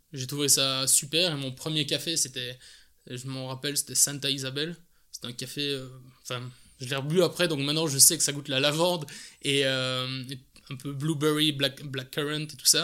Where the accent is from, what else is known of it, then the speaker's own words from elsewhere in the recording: Belgium; accent: Belgian; also born or lived in England; l'accent, je suis belge